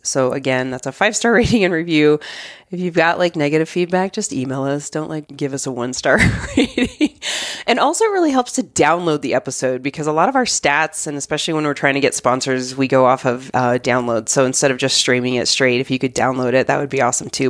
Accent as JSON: {"language": "English", "region": "Arizona", "country": "United States", "tie": "born or raised there", "moved": "yes", "said": "I grew up in Arizona"}